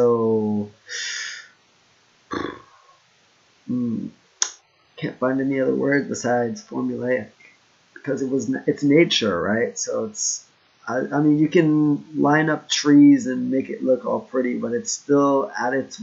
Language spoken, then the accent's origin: English; Florida, United States; also born or lived in Hokkaido / Okinawa / Kyushu; now in Japan; I grew up in Florida